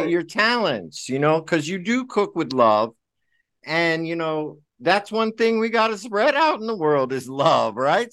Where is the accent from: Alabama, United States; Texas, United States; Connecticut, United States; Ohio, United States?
Connecticut, United States; Milford; I'm from Milford